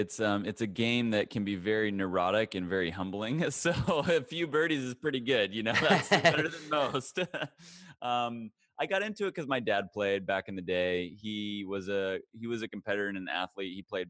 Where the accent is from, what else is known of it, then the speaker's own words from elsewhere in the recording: Hutchinson, Kansas, United States; I'm from Hutchinson. So central.